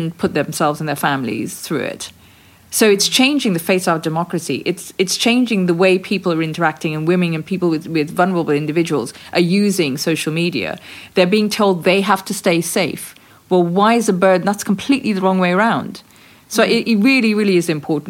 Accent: Guyana; When we were growing up in British Guiana

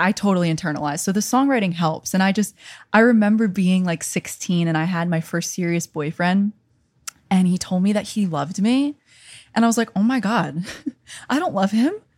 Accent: New York, United States; accent: New York; moved away as an adult; also born or lived in Connecticut / Virginia Beach; I'm from New York. I went to school in Connecticut.

